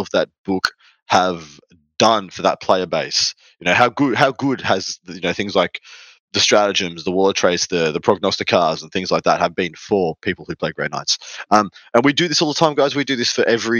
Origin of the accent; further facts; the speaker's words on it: Melbourne, Victoria, Australia; proper awesome lad from Victoria, Melbourne, my hometown